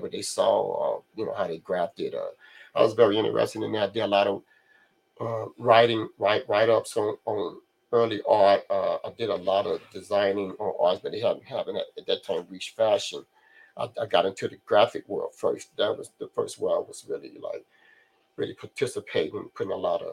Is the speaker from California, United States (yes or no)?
yes; Carson, California, United States; also born or lived in 81st Street, Los Angeles; I grew up in Carson